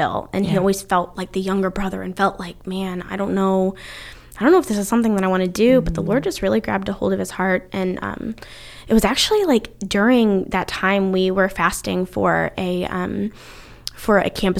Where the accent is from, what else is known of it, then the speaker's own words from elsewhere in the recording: Ohio, United States; accent: northern accent; also born or lived in North Carolina; now in United Kingdom; So, yeah we originally from Ohio, kind of secondarily from North Carolina. My accent, my family always tells me that I kind of developed that southern twang a little bit.